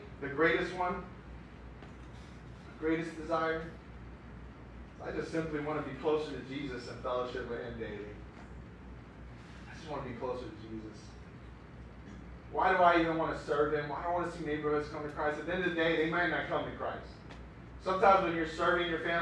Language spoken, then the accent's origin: English; Miami, Florida, United States; now in Chicago, United States; the streets I grew up on.